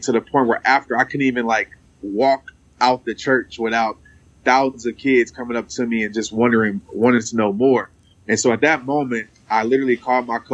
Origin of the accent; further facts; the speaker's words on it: Fort Worth, Texas, United States; I still stay in Fort Worth. I'm from Fort Worth.